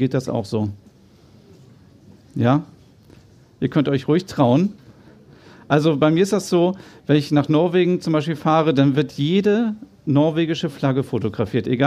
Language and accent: German; Kaltenkirchen, Schleswig-Holstein, Germany; born there; also born or lived in Hannover; Ich bin ja selber äh, Norddeutscher, ich bin in Kaltenkirchen geboren, das wissen wahrscheinlich auch nur die wenigsten, äh, und dann nach Hannover gezogen.